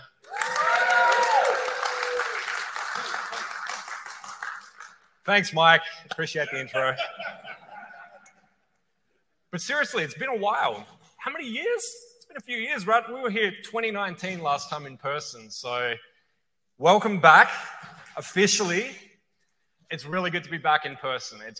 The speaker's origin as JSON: {"language": "English", "town": "Adelaide", "region": "South Australia", "country": "Australia", "tie": "born or raised there", "moved": "as an adult", "lives_now": "California, United States", "said": "playing local bars and venues in my hometown in Adelaide, Australia"}